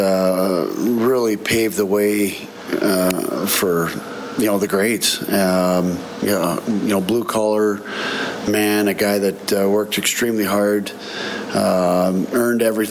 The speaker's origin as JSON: {"language": "English", "town": "Banff", "region": "Alberta", "country": "Canada", "tie": "born or raised there", "said": "growing up in Banff"}